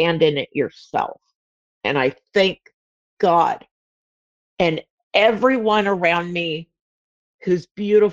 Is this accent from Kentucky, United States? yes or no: no; Southern California, United States; I'm like not from the South, but I'm from Southern California